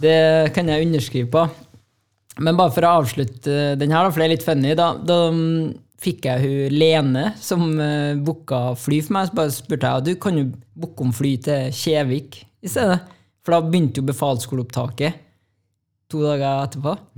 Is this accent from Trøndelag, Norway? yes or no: yes; Trondheim, Trøndelag, Norway; Jeg er jo fra Ranheim. Og kom meg gjennom eh, den oppveksten